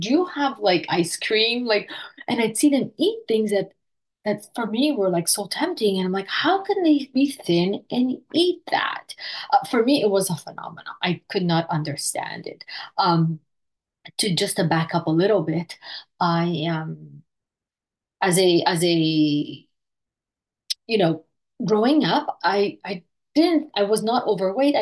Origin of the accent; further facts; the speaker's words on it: Montreal, Quebec, Canada; I am from Montreal, Canada